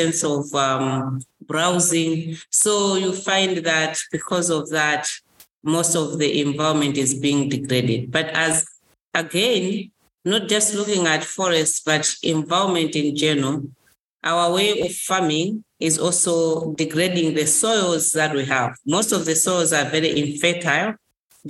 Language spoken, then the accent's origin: English; Malawi; from Malawi.